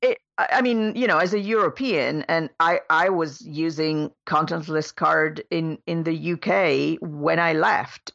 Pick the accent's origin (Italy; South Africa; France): Italy; moved away; my home country in Italy